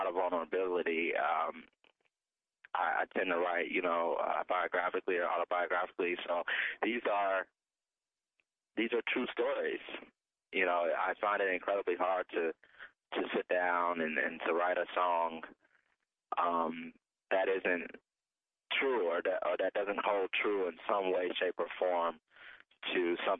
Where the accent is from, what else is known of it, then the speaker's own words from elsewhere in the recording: Cleveland, Ohio, United States; my hometown of Cleveland, Ohio